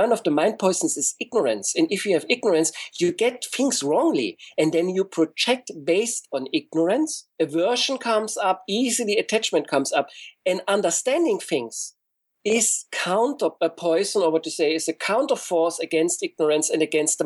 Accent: East Germany, Germany; I grew up in East Germany

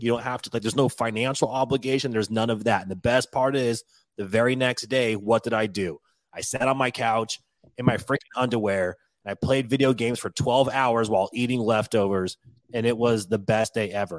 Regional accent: Washington, United States; moved away as an adult; I moved away from Washington when I was eighteen years old, so it's been two decades now.

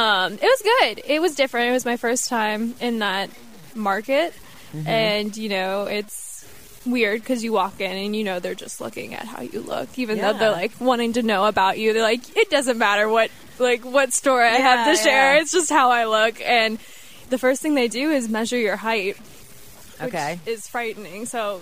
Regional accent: Cincinnati, Ohio, United States; also born or lived in Texas / Detroit; So I was born in Texas. {S0} Okay. {S1} I lived there for a year, and then we moved to Detroit. Where my brother was born, and he is 2 years younger than me. And then we moved to Ohio and lived in Cincinnati for a while, moved to Toledo, moved back to Cincinnati after that.

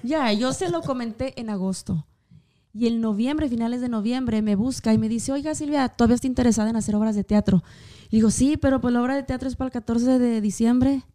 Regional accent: Durango, Mexico; moved away as an adult; now in Kansas City, United States; yo soy del estado de Durango.

